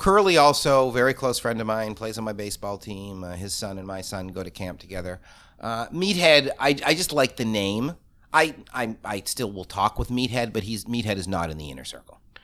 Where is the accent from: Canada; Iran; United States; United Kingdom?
Canada; Toronto, Ontario; I grew up in Toronto. For the first years at my camp, I was the only Torontonian